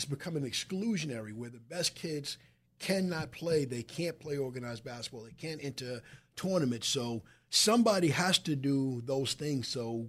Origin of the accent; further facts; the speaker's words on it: Wyandanch, New York, United States; It has become you growing up in the Bronx, me growing up in Wyandanch, basketball was a very inclusive sport.